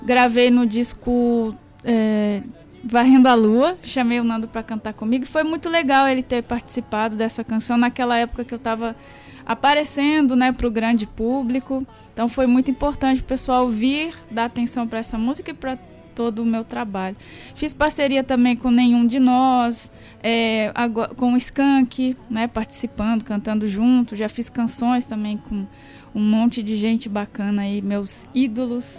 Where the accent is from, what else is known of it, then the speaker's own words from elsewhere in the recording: Caetanópolis, Minas Gerais, Brazil; sou mineira, na, é, nasci em Caetanópolis, que é a cidade de … também. E a cidade é uma cidade pobre, minha família é uhum. é pobre, então teve muita, tive muita dificuldade